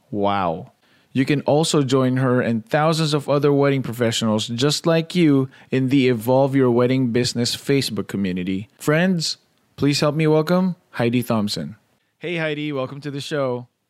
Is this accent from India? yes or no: no; Philippines; I grew up in the Philippines